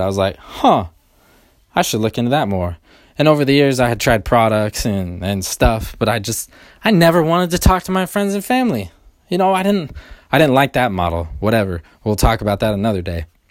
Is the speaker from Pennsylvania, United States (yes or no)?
no; Sacramento, California, United States; moved away; I'm from originally from Sacramento